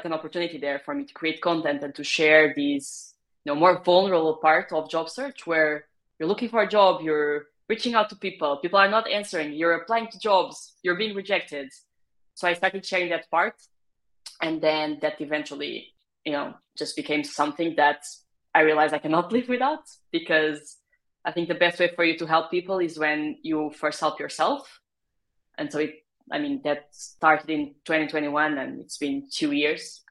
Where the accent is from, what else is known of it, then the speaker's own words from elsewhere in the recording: Portugal; moved away as an adult; also born or lived in France; So I come from Portugal originally. That's where I did most of my education, most of my college years as well